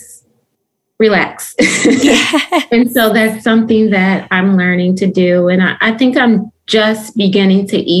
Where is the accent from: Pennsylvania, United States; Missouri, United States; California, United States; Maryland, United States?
Pennsylvania, United States; Philadelphia; moved away as an adult; now in North Carolina, United States; I'm originally from Philadelphia, Pennsylvania